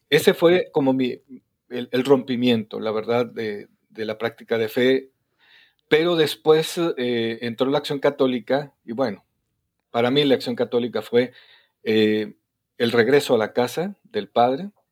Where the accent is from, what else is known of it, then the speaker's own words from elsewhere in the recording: Torreón, Coahuila, Mexico; now in Guadalajara, Mexico; yo soy de Torreón, Coahuila, soy norteño igual que ustedes